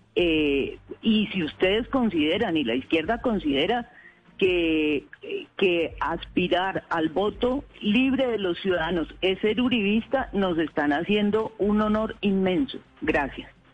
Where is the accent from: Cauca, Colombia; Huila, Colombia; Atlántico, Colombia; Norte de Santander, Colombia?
Huila, Colombia; Pitalito; also born or lived in Caquetá; now in Bogotá, Colombia; Yo soy de Pitalito, Huila, con nexos con el Caquetá también.